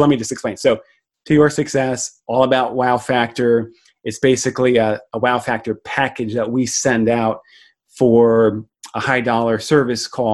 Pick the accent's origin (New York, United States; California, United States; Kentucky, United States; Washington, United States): New York, United States; Long Island; I grew up in New York